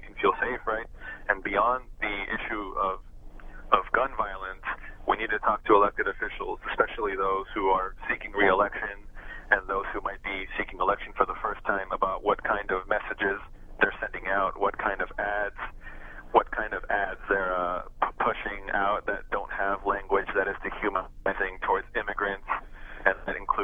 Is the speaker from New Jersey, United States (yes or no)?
no; El Paso, Texas, United States; English is a second language; we moved here when I was 5. My parents are both naturalized citizens. I'm a naturalized citizen. I grew up in El Paso. I didn't speak English when I moved